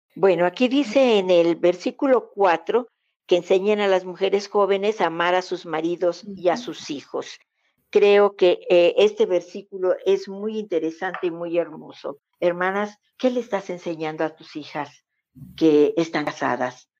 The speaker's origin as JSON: {"language": "Spanish", "country": "Mexico", "said": "somos como familias mexicanas"}